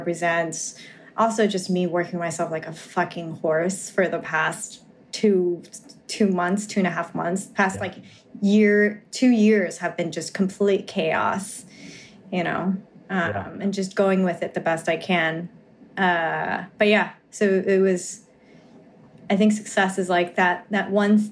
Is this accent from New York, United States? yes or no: yes; New York, United States; I'm from New York